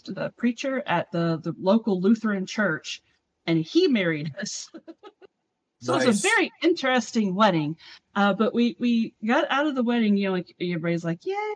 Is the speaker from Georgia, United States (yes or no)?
yes; South Georgia, United States; moved away as an adult; now in California, United States; The region that I grew up in South Georgia